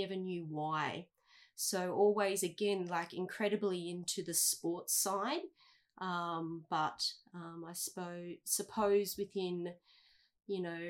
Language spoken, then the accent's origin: English; Coolum Beach, Queensland, Australia; I grew up in Coolum, actually, not far from here, Coolum Beach. That was for the first 12 years